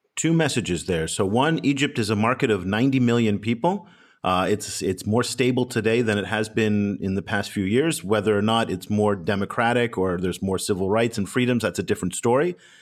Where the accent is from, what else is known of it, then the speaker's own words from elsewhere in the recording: United States; being an American